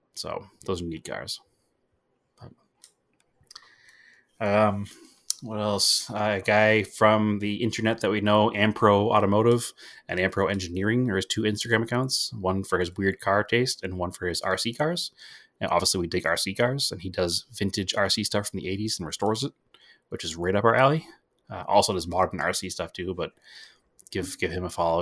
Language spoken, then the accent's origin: English; New England, United States; we're all from New England